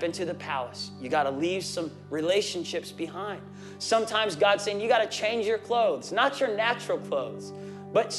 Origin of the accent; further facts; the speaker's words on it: Tulsa, Oklahoma, United States; I'm an Okie from Tulsa, Oklahoma